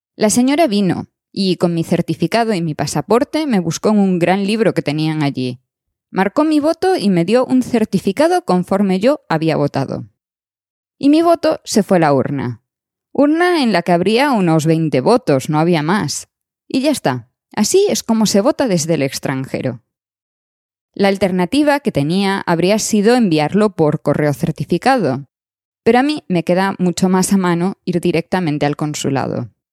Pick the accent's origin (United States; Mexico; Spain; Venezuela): Spain; moved away; España es una parte de nosotros